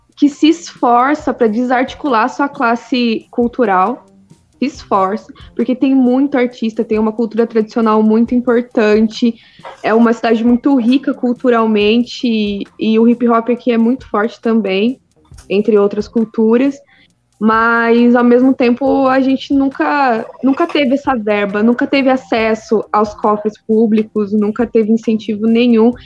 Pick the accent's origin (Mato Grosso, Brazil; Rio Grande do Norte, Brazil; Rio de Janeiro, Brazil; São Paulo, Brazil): São Paulo, Brazil; Piracicaba; sou de Piracicaba